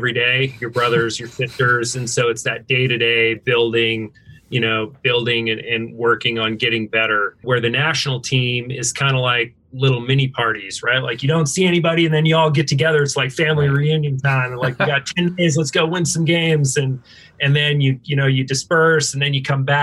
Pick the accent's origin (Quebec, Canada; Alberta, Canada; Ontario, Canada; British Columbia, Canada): Alberta, Canada; Northern; moved away; also born or lived in Washington State, United States / Seattle, United States; I grew up in Northern Alberta, Canada, grew up ski racing.